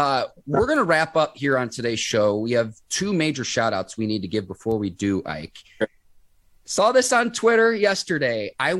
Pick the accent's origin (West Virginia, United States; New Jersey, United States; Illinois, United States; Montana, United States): Illinois, United States; Naperville; now in Pittsburgh, United States; I'm an adopted Yinzer. I grew up in the Chicago suburbs in Naperville, Illinois.